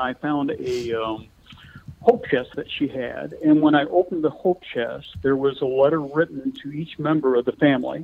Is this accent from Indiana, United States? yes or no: yes; Indiana, United States; born or raised there